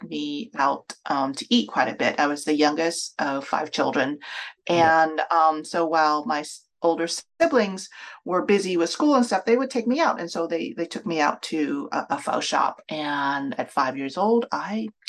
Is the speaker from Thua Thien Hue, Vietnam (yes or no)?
no; Ho Chi Minh City, Vietnam; now in United States; I was born in Vietnam, in Saigon